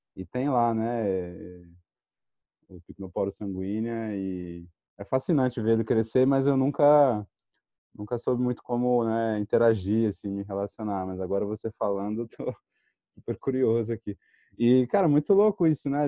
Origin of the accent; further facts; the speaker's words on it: São Paulo, Brazil; eu cresci em São Paulo